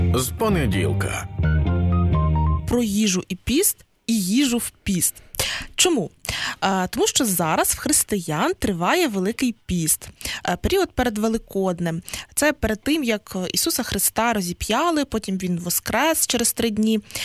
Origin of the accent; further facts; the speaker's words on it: Western Ukraine, Ukraine; на Західній Україні, так точно, звідки я родом